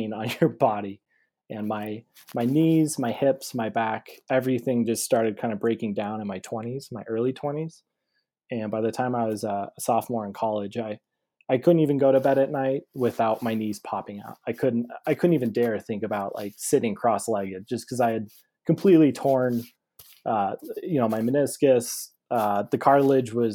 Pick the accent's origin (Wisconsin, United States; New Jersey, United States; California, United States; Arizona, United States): Arizona, United States; Scottsdale; I was born and raised in Scottsdale, Arizona